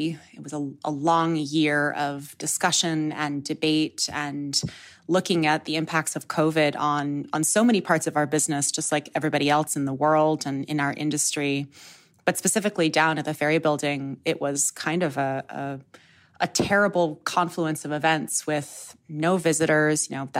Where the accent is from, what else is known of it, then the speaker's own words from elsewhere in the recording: New York, United States; moved away as an adult; I came out west from New York, where I had been living for most of my life